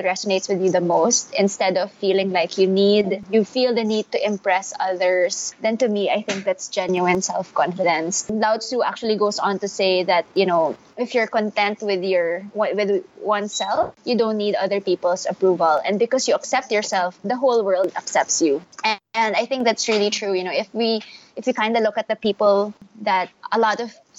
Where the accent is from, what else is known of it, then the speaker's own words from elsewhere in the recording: Manila, Metro Manila, Philippines; I'm full Filipino. I was born and raised here in Manila